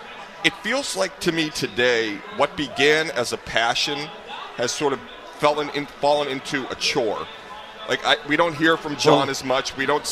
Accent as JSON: {"language": "English", "town": "Boston", "region": "Massachusetts", "country": "United States", "tie": "born or raised there", "said": "Just from my perspective, growing up in Boston, you know, being an observer and fan of the Red Sox my whole life"}